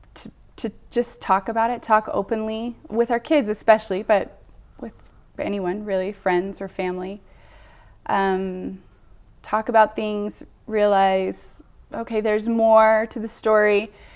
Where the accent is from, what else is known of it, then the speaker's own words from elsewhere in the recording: Bountiful, Utah, United States; I grew up in Bountiful, Utah. I, born and raised